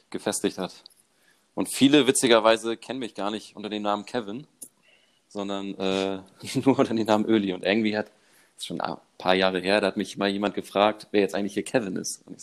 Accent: Elmshorn, Schleswig-Holstein, Germany; Von, von der Weltmetropole Emshorn.

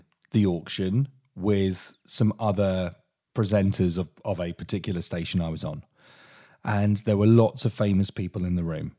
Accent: Portsmouth, South East England, United Kingdom; I'm a boy from Portsmouth, from a council house that's travelled all the way around the country.

